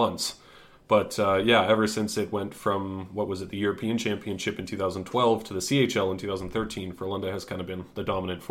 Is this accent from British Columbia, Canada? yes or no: yes; White Rock, British Columbia, Canada; moved away as an adult; now in Sweden; I grew up in White Rock, British Columbia, Canada